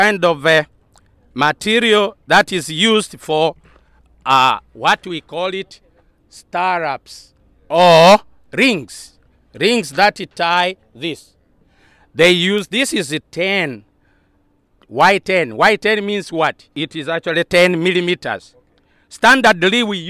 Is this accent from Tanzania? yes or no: yes; Tanzania; moved away as an adult; also born or lived in Europe; now in Nigeria; I come from Tanzania